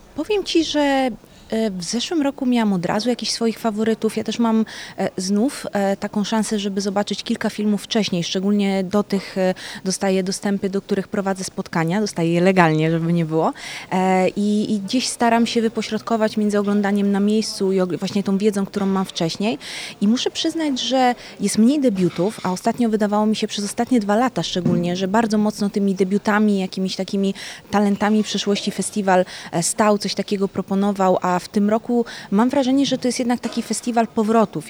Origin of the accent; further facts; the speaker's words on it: Jelenia Góra, Lower Silesian Voivodeship, Poland; moved away as an adult; also born or lived in Italy; now in Łódź, Poland; Nie jestem z Łodzi de facto, jestem z Włoch i Jeleniej Góry